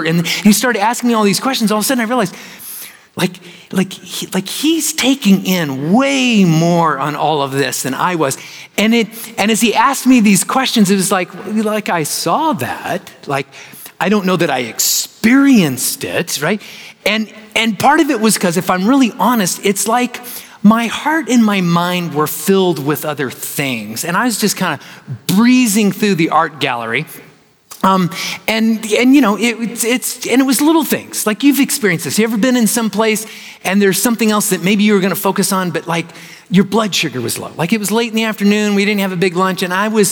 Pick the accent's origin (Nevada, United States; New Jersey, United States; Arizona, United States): Arizona, United States; I'm from Arizona